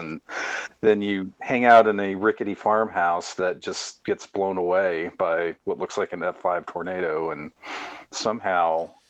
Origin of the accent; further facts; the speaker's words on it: Oklahoma, United States; I grew up in Oklahoma.